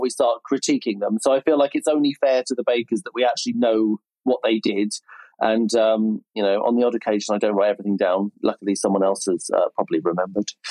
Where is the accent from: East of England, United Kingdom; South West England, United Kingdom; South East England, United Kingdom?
South East England, United Kingdom; Berkshire; accent: nice middle class southern accent; Reading accent; I grew up in Berkshire, and my family speak in a relatively you know, for the area, a relatively posh way